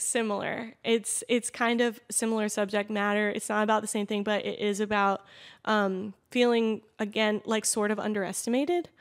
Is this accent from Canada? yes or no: no; Manassas, Virginia, United States; moved away as an adult; now in Los Angeles, United States; I'm um, actually from Manassas, is like Northern Virginia